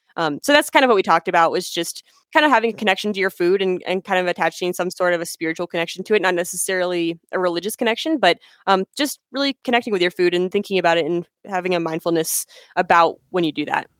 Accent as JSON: {"language": "English", "region": "Pennsylvania", "country": "United States", "tie": "born or raised there", "moved": "as an adult", "lives_now": "Colorado, United States", "said": "I was in school back home where I was born in Pennsylvania"}